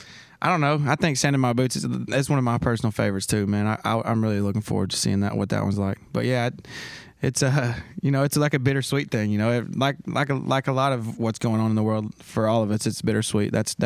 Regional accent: Sneedville, Tennessee, United States; more than my hometown, for example, I took the cover art was, you know, a Sneedville sign, and someone just stole it.

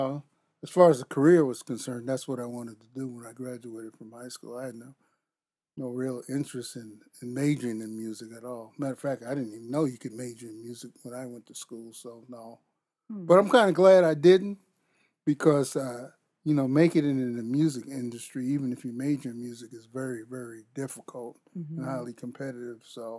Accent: Long Island, New York, United States; moved away as an adult; now in Lansing, United States; No, born and raised in Long Island, New York.

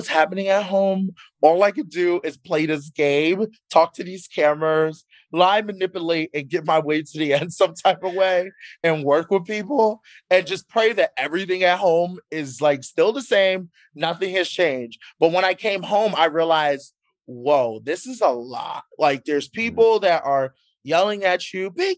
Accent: Philadelphia, Pennsylvania, United States; I'm from Philly

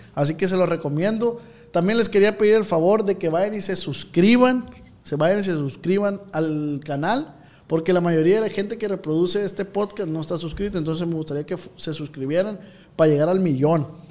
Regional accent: Culiacán, Sinaloa, Mexico; yo soy de Tierra Blanca

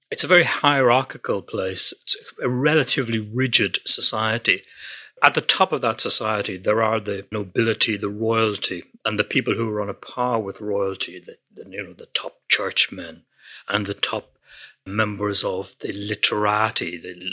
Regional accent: Ireland

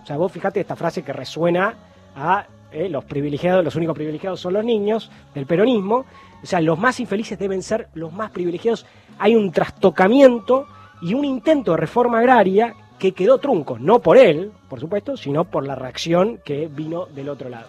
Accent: Argentina

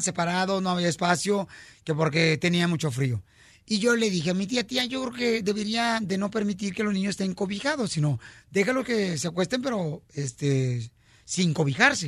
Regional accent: Ocotlán, Jalisco, Mexico; moved away; Ahí está el estadio de Ocotlán, Jalisco, también de mi pueblo natal

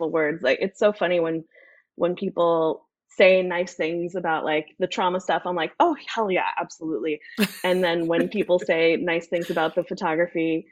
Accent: New York City, New York, United States; now in Idaho, United States; I'm from New York City. I grew up in New York City

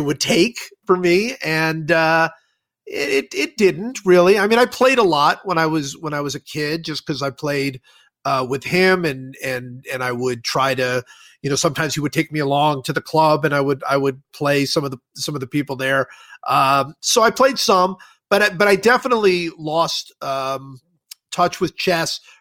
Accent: Cleveland, Ohio, United States; I grew up in Cleveland

